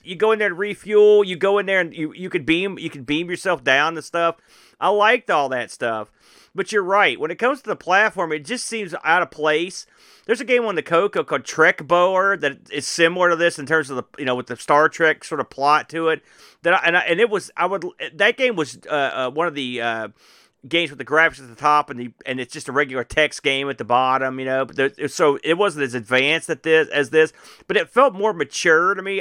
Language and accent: English; United States; as an American